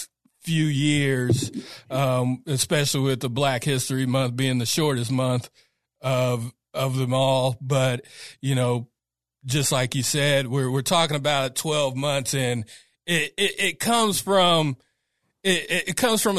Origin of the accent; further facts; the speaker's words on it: Sacramento, California, United States; I'm from the Strawberry Manors, man, right outside of DPH